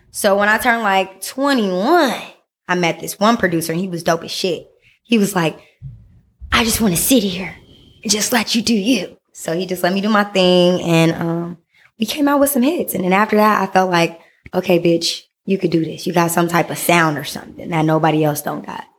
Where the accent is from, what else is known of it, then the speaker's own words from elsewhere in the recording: Vallejo, California, United States; I'm originally from the Bay Area, born and raised.